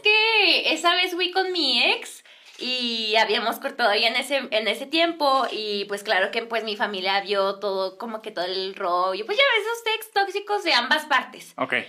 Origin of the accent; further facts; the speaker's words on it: Ciudad Juárez, Chihuahua, Mexico; soy de Ciudad Juárez